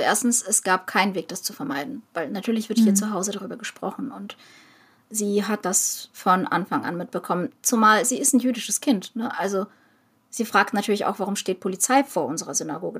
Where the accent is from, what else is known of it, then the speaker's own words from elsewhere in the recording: Ukraine; now in Germany; Als Ukrainerin